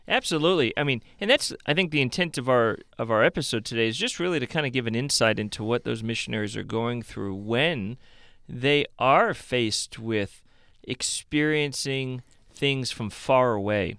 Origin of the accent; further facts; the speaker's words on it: Cleveland, Ohio, United States; moved away as an adult; I'm from Cleveland, Ohio. I bleed Cleveland